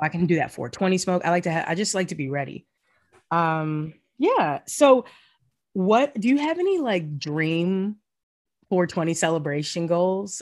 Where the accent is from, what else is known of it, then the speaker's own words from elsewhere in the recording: the South, United States; now in New York, United States; the feeling as a Southerner